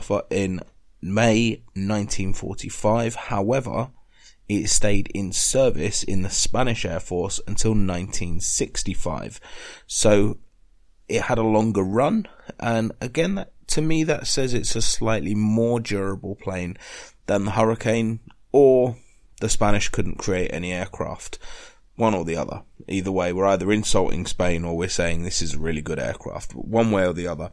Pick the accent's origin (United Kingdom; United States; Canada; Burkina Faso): United Kingdom; being British